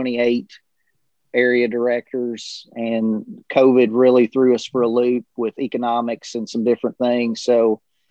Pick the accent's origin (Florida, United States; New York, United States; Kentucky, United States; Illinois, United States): Kentucky, United States; Cumberland County, South Central; I'm from South Central Kentucky originally. I was a product of Cumberland County and mm-hmm. Grew up and went to school there